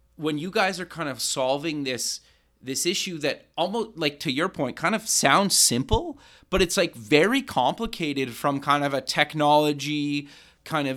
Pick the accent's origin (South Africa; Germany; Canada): Canada; I'm Canadian